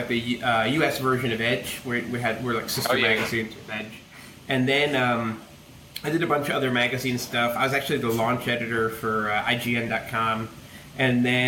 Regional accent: United States; as an American

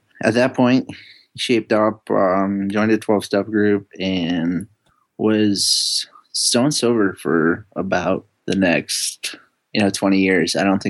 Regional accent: New Britain, Connecticut, United States; also born or lived in Costa Rica; we grew up in New Britain, Connecticut, which is this little, they call it Little Poland. It's a huge place for immigrants from Eastern Europe. So I was brought up Russian Orthodox

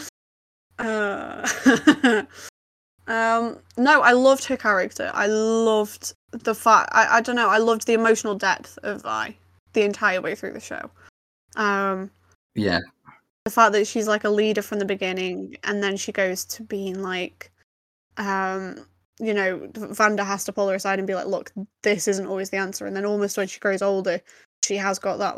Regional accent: United Kingdom; as British people, we are quite used to the accent

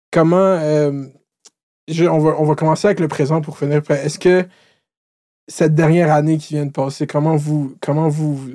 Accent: Laval, Quebec, Canada; moi je viens de Laval, de Laval-Centre

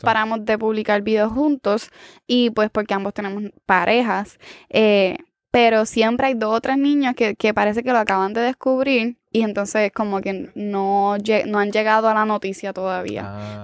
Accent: San Sebastián, Puerto Rico; soy de San Sebastián

